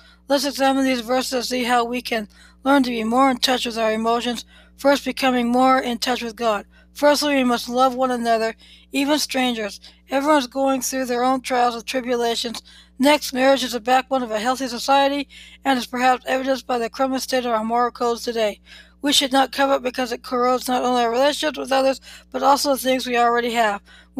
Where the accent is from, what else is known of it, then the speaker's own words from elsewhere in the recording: Philadelphia, Pennsylvania, United States; born there; I was born in Philadelphia, the city of brotherly love.